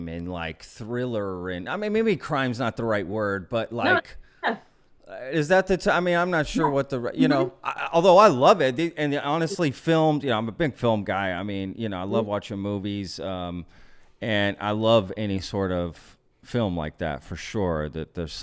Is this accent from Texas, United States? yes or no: yes; Texas, United States; moved away as an adult; also born or lived in Pennsylvania; I'm from Texas